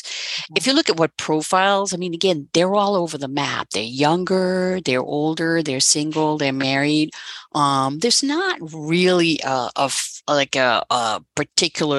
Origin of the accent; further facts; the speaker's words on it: Netherlands; moved away as an adult; now in United States; I'm originally from the Netherlands